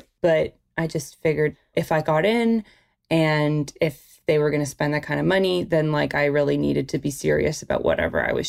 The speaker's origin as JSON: {"language": "English", "town": "Toronto", "region": "Ontario", "country": "Canada", "tie": "born or raised there", "said": "I'm from Toronto, where I am right now. And I feel like I just grew up in a family of film lovers"}